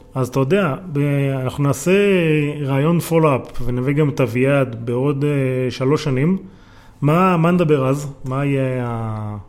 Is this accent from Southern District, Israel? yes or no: no; Yagur, Haifa District, Israel; now in Tel Aviv, Israel; אני גדלתי בקיבוץ יגור. נו. עזבתי לתל אביב